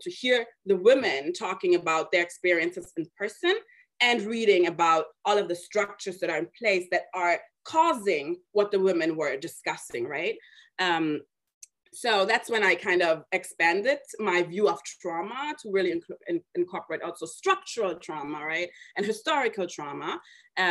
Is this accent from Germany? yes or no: yes; Germany; moved away; I was born and raised in Germany to immigrant parents from Mali